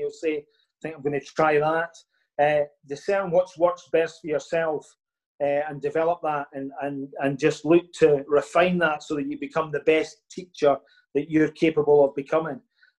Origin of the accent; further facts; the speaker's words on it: Larbert, Scotland, United Kingdom; My hometown is Larbert, which is just next to Stennismuir.